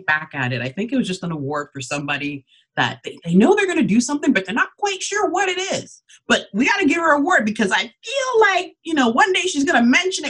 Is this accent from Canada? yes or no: yes; Canada; also born or lived in Ghana; I'm an immigrant, so I was born in Ghana. And then we came over to Canada when I was just 2 years old